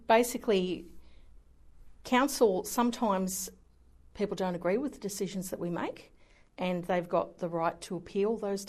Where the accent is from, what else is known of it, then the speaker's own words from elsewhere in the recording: Hawkesbury area, western outskirts of Sydney, New South Wales, Australia; moved away as an adult; now in Newcastle, Australia; I was born out in the Hawkesbury area, which is sort of out Windsor, Richmond, the outskirts, very extreme western outskirts of Sydney, Blue Mountains.